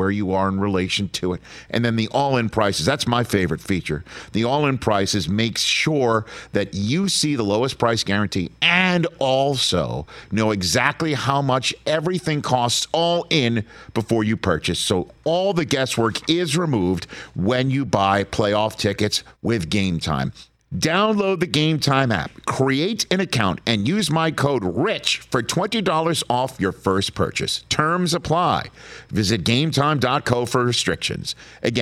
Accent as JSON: {"language": "English", "town": "New York City", "region": "New York", "country": "United States", "tie": "born or raised there", "also_born_or_lived": "Staten Island, New York", "moved": "yes", "said": "as a Brooklyn native and Staten Island longtime resident"}